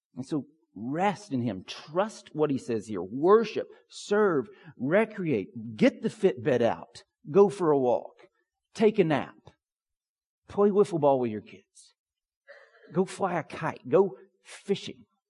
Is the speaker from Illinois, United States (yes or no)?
no; Pine Log, Georgia, United States; When I was a kid growing up in Pine Log, Georgia